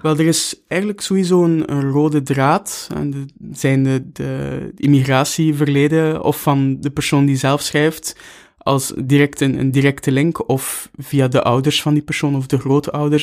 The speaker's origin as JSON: {"language": "Dutch", "town": "Bruges", "region": "Flanders", "country": "Belgium", "tie": "born or raised there", "also_born_or_lived": "Knokke-Heist / Brussels", "moved": "as an adult", "said": "Ik ben in Brugge opgegroeid"}